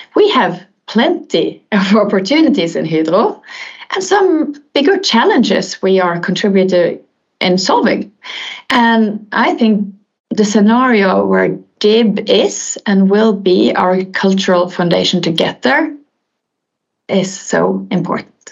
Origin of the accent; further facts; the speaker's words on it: Bergen, Vestland, Norway; I'm born and raised in Bergen, in Norway